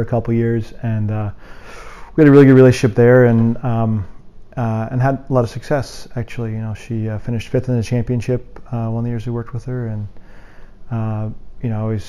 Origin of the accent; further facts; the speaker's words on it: Colorado, United States; moved away as an adult; also born or lived in Indianapolis; I grew up in Colorado and I hadn't really ever left the state, you know, through even really the high school before I went to college.